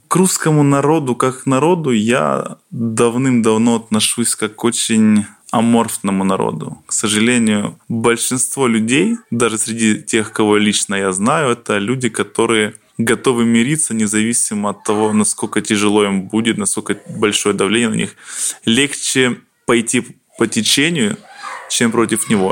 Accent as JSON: {"language": "Russian", "town": "Slavutych", "region": "Kyiv Oblast", "country": "Ukraine", "tie": "born or raised there", "also_born_or_lived": "Poltava, Ukraine", "lives_now": "near Kyiv, Ukraine", "said": "Родился я в городе Полтава, там я изначально рос, потом я жил в Киевской области, и после Чернобыльской аварии родители поехали на ликвидацию аварии на ЧАЭС. Ну и, соответственно, я переехал потом в город Славутич"}